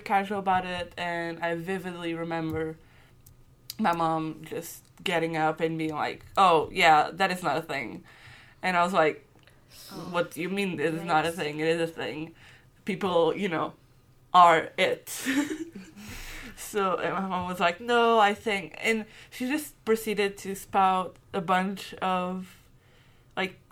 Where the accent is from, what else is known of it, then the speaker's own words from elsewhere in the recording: Portugal; moved away as an adult; now in Scotland, United Kingdom; I'm from Portugal, heavily Catholic country